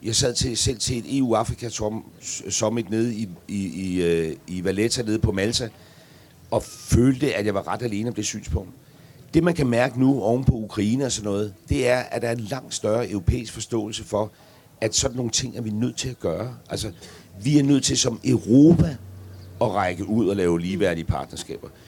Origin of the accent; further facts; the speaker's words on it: Græsted, Capital Region of Denmark, Denmark; fra Græsted